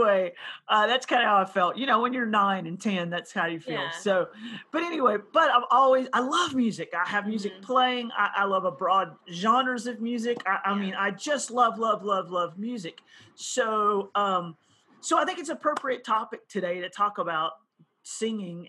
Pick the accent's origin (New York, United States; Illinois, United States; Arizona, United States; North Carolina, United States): North Carolina, United States; I grew up in North Carolina